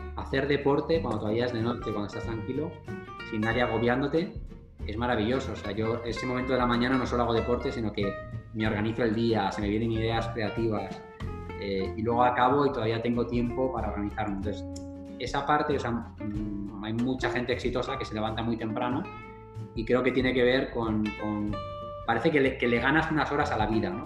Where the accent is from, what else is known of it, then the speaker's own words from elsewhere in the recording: Madrid, Community of Madrid, Spain; moved away as an adult; also born or lived in United States; soy del barrio de Carabanchel, que es uno de los barrios más pobres de Madrid